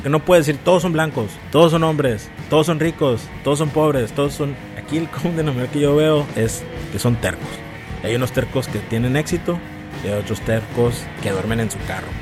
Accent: near Don Benito, Extremadura, Spain; cerca de mi pueblo

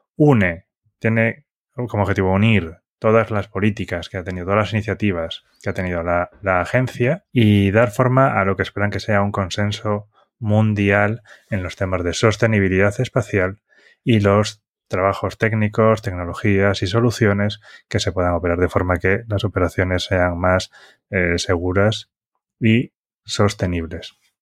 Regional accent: Galicia, Spain; de mi tierra, es una empresa gallega

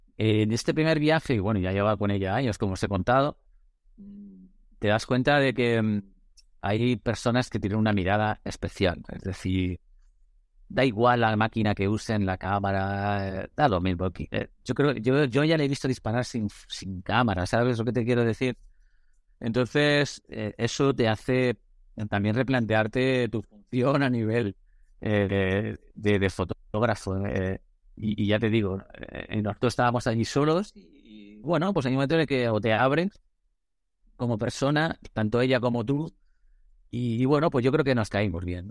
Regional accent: Madrid, Community of Madrid, Spain; he vivido en Madrid, soy de Madrid

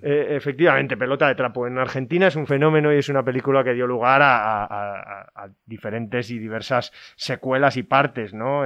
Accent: Gijón, Asturias, Spain; yo que soy hijo de Gijones, además y que mi padre jugó en el Sporting

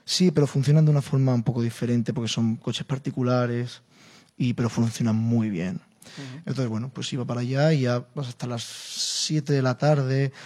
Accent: Spain; como español, como flamenco

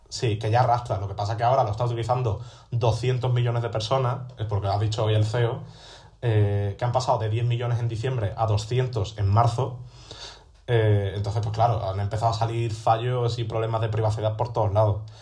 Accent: Seville, Andalusia, Spain; now in Madrid, Spain; yo pensaba irme a Sevilla, a mi tierra

